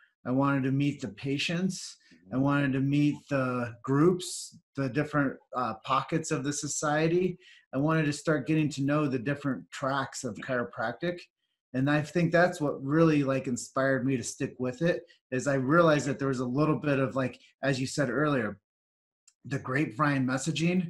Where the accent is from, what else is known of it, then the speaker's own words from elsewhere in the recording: Davenport, Iowa, United States; I was born and raised in Davenport, Iowa